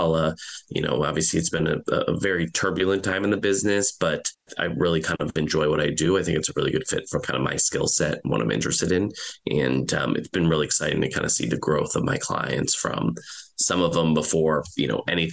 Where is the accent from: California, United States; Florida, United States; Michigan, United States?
Michigan, United States; moved away as an adult; now in Los Angeles, United States; I'm originally from Michigan, came out to LA about 18 years ago